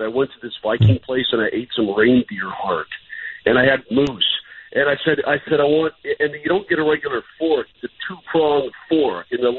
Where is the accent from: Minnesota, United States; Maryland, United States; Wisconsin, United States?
Minnesota, United States; Look at me. I'm from Minnesota. I don't want to live there, but watch me wear my twin stuff.